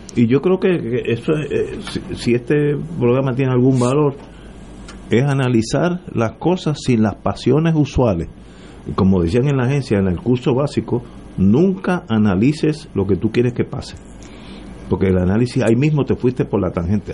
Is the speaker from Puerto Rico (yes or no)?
yes; Puerto Rico; Yo soy puertorriqueño